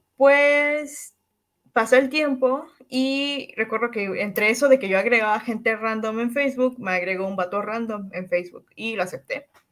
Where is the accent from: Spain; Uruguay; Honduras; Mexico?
Mexico; Cancún, Quintana Roo; soy de Cancún, eh, nací un 5 de abril